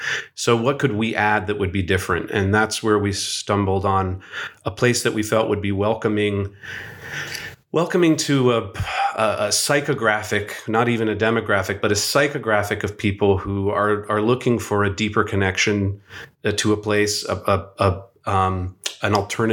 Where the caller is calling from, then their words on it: Venice Beach, California, United States; Today, I am joining you from Venice Beach, California. But my life is sort of spread across the country.